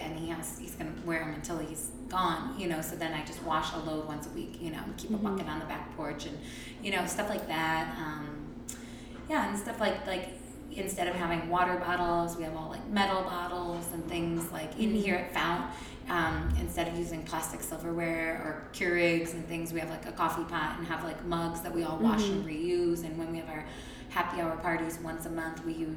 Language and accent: English; Hudson, Ohio, United States; also born or lived in Twinsburg, Ohio / Akron, Ohio / Cleveland, Ohio; I grew up in Twinsburg and then Hudson and then moved away for college.